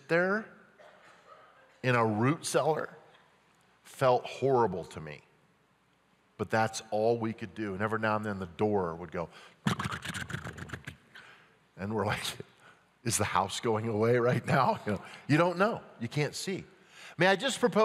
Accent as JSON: {"language": "English", "town": "Grand Junction", "region": "Colorado", "country": "United States", "tie": "born or raised there", "said": "growing up in Grand Junction, Colorado on the West Slope"}